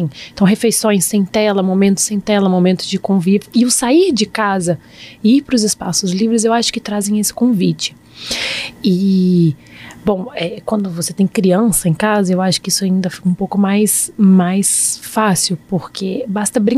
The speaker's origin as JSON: {"language": "Portuguese", "town": "Brasília", "region": "Federal District", "country": "Brazil", "said": "Eu sou bem, eu sou bem brasiliense para isso."}